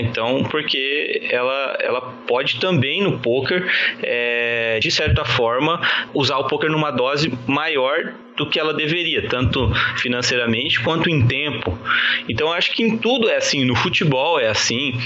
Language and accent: Portuguese; Campo Grande, Mato Grosso do Sul, Brazil; Eu sou de Campo Grande, Mato Grosso do Sul